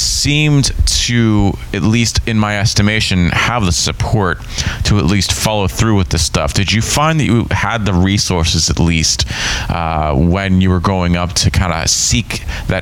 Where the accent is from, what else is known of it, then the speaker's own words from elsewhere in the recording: Pittsburgh, Pennsylvania, United States; also born or lived in South Carolina; In Pennsylvania, where I grew up around Pittsburgh